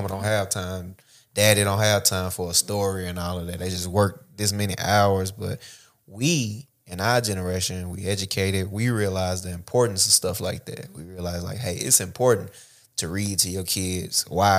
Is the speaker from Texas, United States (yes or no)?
no; Oak Hill, Tennessee, United States; Because I'm from Oak Hill, so, you know, that's the country of the country, like, out of city limits of the country.